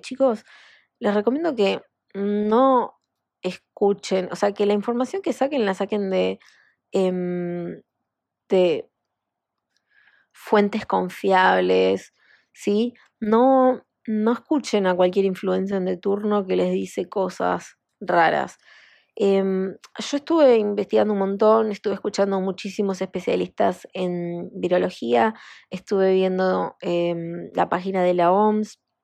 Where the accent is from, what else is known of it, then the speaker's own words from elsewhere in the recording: Argentina; en mi país, en Argentina